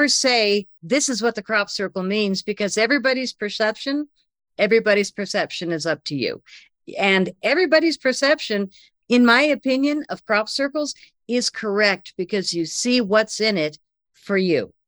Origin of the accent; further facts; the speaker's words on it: United States; I'm from America